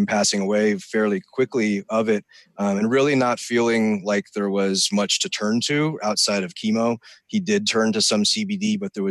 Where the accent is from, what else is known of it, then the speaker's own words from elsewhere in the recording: Sierra Nevada foothills, California, United States; I grew up in the Sierra Nevada foothills